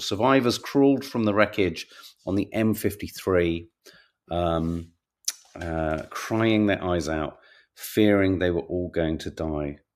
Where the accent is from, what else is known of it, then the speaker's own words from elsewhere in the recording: London, United Kingdom; as a Londoner